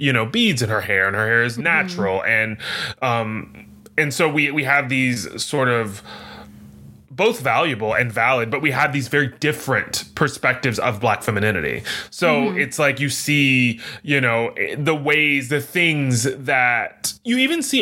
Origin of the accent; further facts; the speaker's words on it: the South, United States; also born or lived in Dallas, Texas / Louisiana; I grew up in Texas and Louisiana.